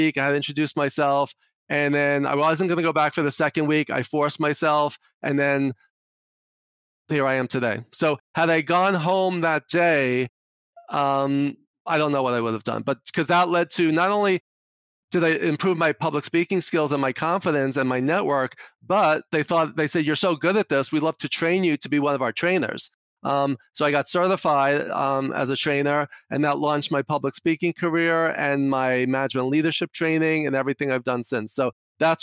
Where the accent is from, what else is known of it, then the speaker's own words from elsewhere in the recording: New York City, New York, United States; accent: New York; I'm from New York, if you can't tell from my accent already